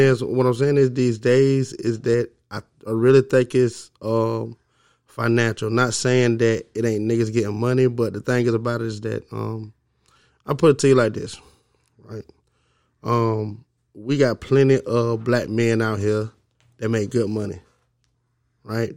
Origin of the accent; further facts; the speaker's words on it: Augusta, Georgia, United States; also born or lived in Alabama / Mississippi; I'm from Augusta, Georgia. You know what I mean? I've been all around the South